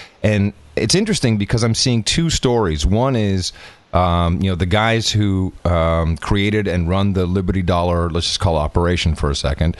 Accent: Netherlands; now in England; I grew up in Holland

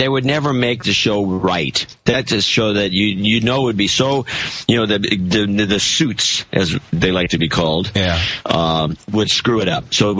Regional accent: United States; So as an American

